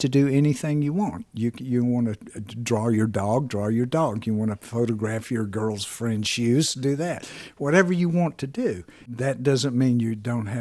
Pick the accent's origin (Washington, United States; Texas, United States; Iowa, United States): Texas, United States; Lubbock; Lubbock where I came from or Texas